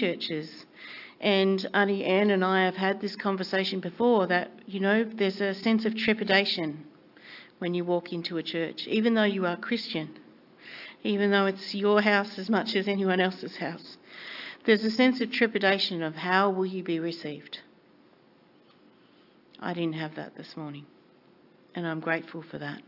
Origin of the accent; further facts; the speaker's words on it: northwest Tasmania, Australia; moved away; I grew up in northwest Tasmania, known as the Bible Belt